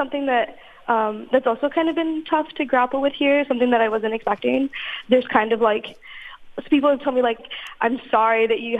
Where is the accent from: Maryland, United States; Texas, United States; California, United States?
Texas, United States; Laredo; moved away as an adult; now in New York City, United States; I'm from Texas